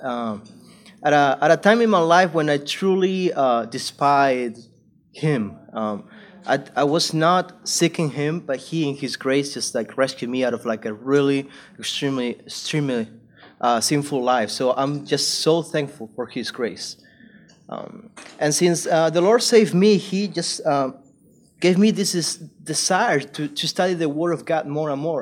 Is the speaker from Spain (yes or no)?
yes; Spain; moved away as an adult; also born or lived in South Carolina, United States / California, United States; I went back to Spain and I went to do full time ministry. I was a preacher, so I was just preaching at my home church and other churches in my hometown